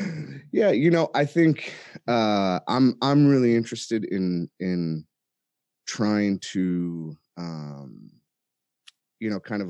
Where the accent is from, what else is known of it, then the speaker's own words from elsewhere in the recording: Chicago, Illinois, United States; born there; also born or lived in California; I was born in Chicago, and, you know, we ended up out in California after a while, but had kind of a pretty tumultuous upbringing.